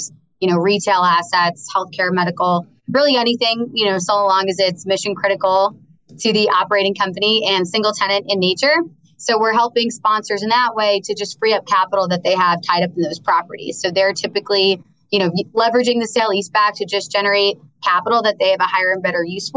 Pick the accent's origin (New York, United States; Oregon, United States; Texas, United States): New York, United States; I'm from New York. Most of my very small circle of close friends live in the city. My family's out on Long Island